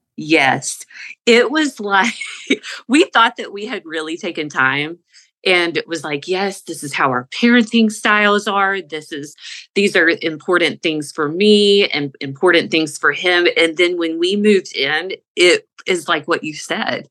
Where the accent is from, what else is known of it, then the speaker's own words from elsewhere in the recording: the South, United States; We're from the South.